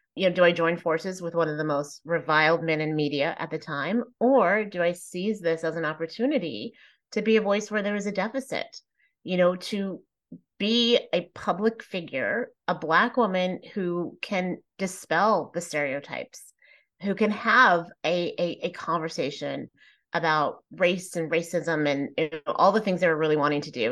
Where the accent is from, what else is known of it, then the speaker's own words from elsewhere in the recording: Plano, Texas, United States; I was raised in Plano, Texas, which at the time was not very diverse.